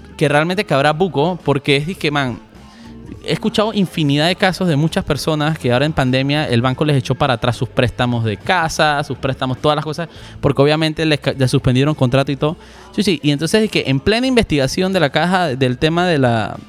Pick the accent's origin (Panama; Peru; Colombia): Panama; como panameños